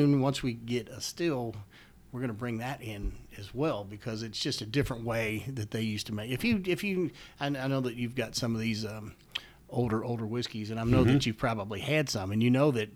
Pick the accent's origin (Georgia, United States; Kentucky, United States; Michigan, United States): Kentucky, United States; Louisville; I'm born and raised in Kentucky